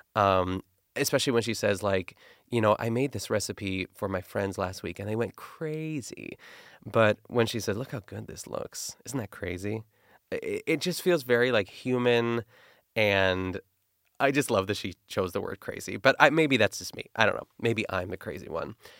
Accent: Pittsburgh, Pennsylvania, United States; accent: Pittsburgh; my Pittsburgh accent

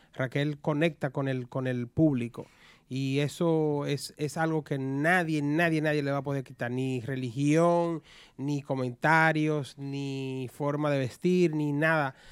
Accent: Dominican Republic; los dominicanos somos una, un, mix de taínos, africanos y españoles.

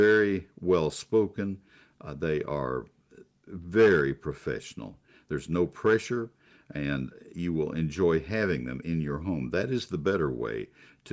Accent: College Station, Texas, United States; also born or lived in Ohio; growing up in College Station, Texas

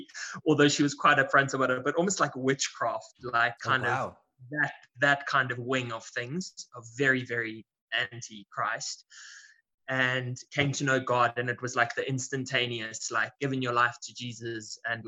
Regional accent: South Africa; I'm born and bred in South Africa.

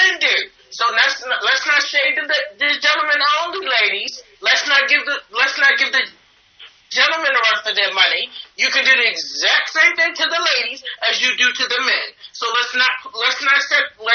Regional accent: Atlanta, Georgia, United States; I'm from Atlanta. I'm from Atlanta, Georgia, baby.

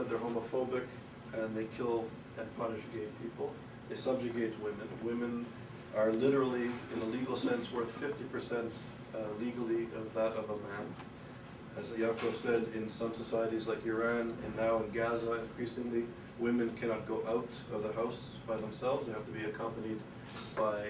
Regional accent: Canada; moved away as an adult; also born or lived in Europe / United Kingdom; now in United States; growing up in Canada, living in Europe, and becoming and being a part of this tradition, and then coming to the United States

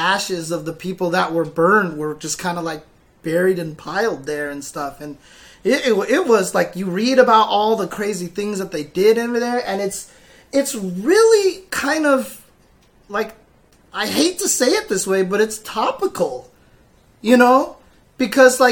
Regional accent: United States; we're from America

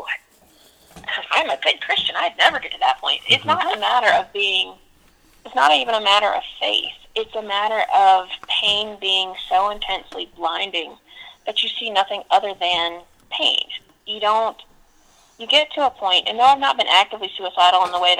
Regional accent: Georgia, United States; I was born and raised in Georgia

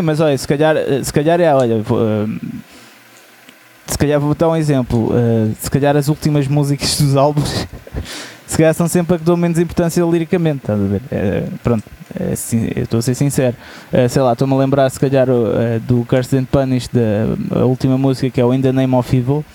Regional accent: Portugal; nós somos portugueses

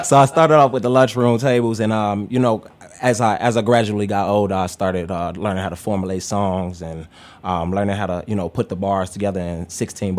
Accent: Chicago, Illinois, United States; south side of Chicago

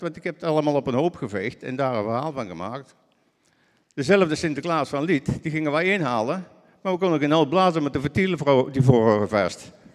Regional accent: Netherlands

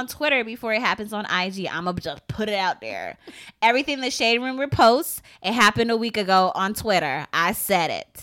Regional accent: Philadelphia, Pennsylvania, United States; we grew up in Philly

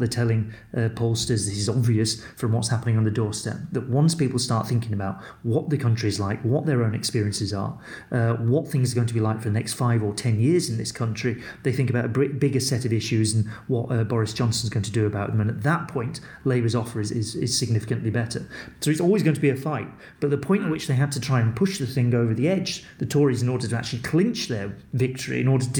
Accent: Wigan, North West England, United Kingdom; I'm from Wigan

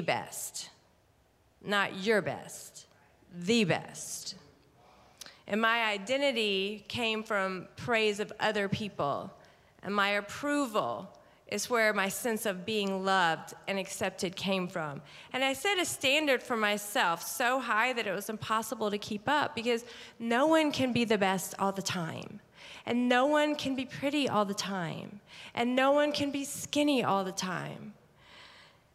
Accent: Mississippi, United States; also born or lived in Atlanta, Georgia; I was born in Atlanta, actually, Georgia, and then my parents divorced, so I moved to Mississippi. I grew up there

